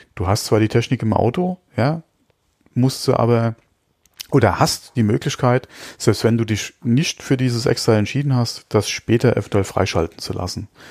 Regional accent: Germany; bei uns in Deutschland

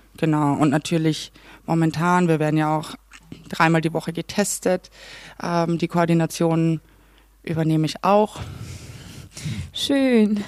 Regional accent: Klagenfurt, Carinthia, Austria; accent: Carinthian; moved away; Ich komme ja aus Kärnten, aus Klagenfurt.

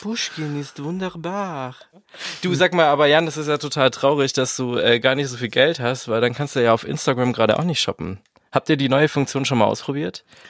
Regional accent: Swabia, Germany; ich bin ja Schwabe

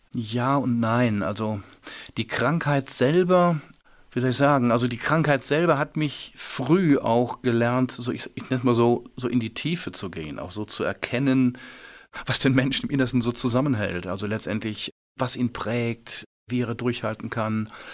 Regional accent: Remscheid, North Rhine-Westphalia, Germany; da bin ich schon äh, groß geworden mit sehr viel Regen, mit sehr viel naja, wo die kleinen Kinder mit Regenschirm geboren werden, bergisches Land

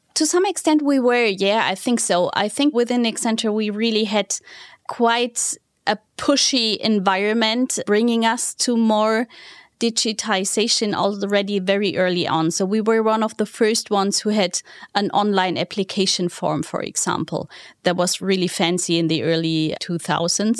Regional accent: Southern Germany, Germany; moved away; it all started back in the southern part of Germany, to be honest with you. It was a smaller town in the southern part of Germany.

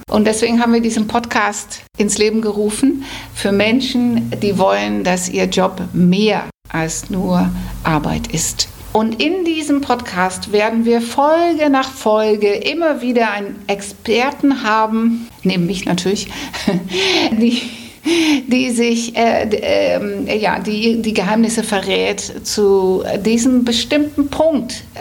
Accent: Netherlands; accent: Hamburg; German is a second language; now in Hamburg, Germany; Und ich bin auch Holländerin, seit vielen, vielen Jahren inzwischen in Hamburg.

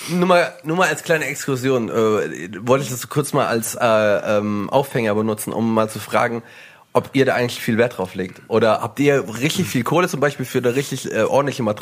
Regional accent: Swabia, Germany; Mir als Schwabe

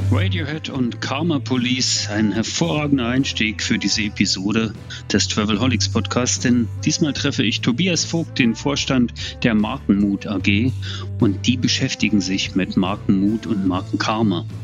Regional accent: East Germany, Germany; also ich bin in der DDR geboren

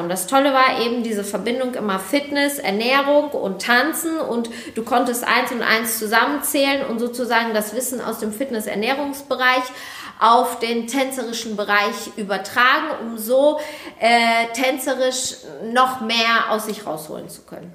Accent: Bielefeld, North Rhine-Westphalia, Germany; now in Düsseldorf, Germany; ursprünglich komme ich eben aus Bielefeld. Ja, und mittlerweile bin ich hier in Düsseldorf

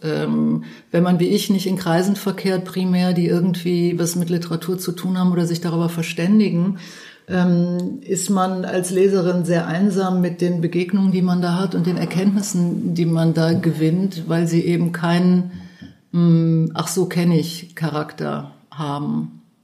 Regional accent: Cologne, North Rhine-Westphalia, Germany; Ich bin ja aus Köln

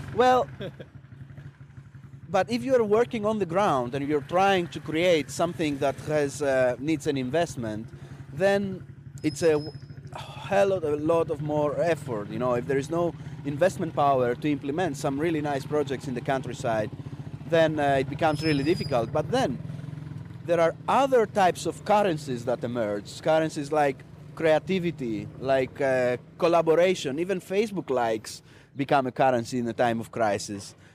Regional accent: Greece; also born or lived in Stuttgart, Germany; come back in my home country in Greece

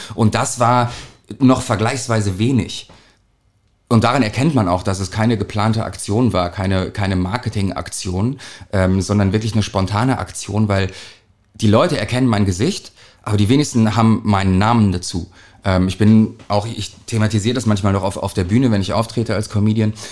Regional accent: Hamburg, Germany; Wir sind ja aus St. Pauli

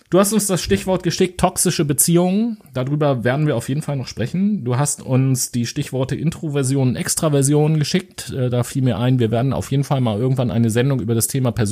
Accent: Germany

